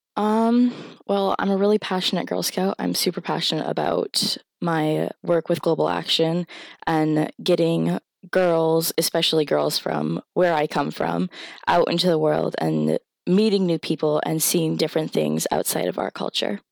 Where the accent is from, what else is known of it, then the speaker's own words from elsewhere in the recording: Indian Island, Maine, United States; So I was raised on Indian Island, which is home to the Penobscot, um, Indian Nation